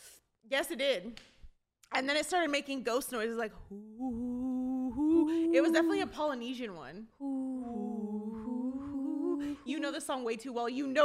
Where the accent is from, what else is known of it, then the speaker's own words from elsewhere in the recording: California, United States; we're from California.